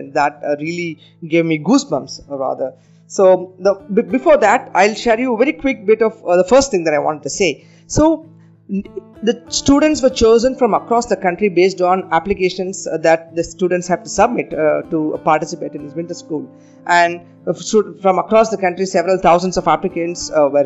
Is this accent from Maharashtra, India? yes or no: no; Coimbatore, Tamil Nadu, India; my hometown of Coimbatore